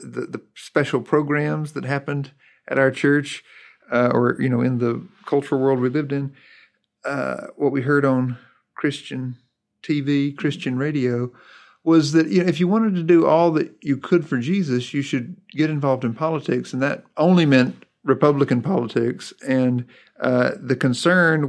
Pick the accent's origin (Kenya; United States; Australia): United States; Stokes County, North Carolina; I was born in Stokes County, North Carolina, tobacco country, just down the road from Mayberry